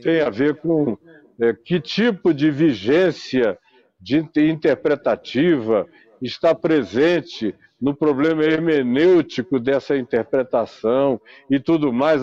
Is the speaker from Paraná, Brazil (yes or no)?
no; Manaus, Amazonas, Brazil; na minha terra, em Manaus